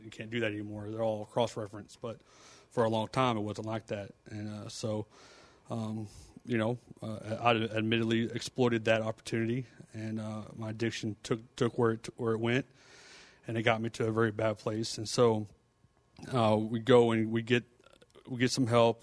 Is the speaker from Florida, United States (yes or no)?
no; Fort Worth, Texas, United States; we're both from Fort Worth area